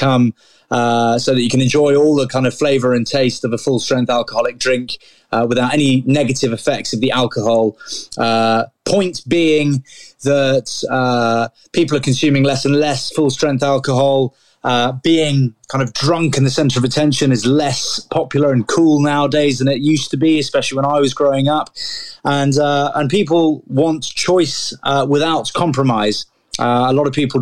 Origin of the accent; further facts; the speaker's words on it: Grantham, East Midlands, United Kingdom; I was born in Grantham